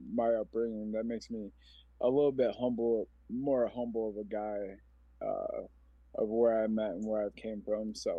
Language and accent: English; Omaha, Nebraska, United States; I'm a 40-year-old man from Omaha, Nebraska. I grew up in North Omaha